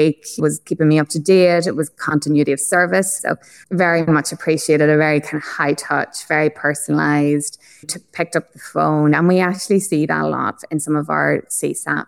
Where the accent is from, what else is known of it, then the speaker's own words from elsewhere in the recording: Ireland; accent: Irish; now in Australia; I'm obviously Irish, as the accent is probably quite evident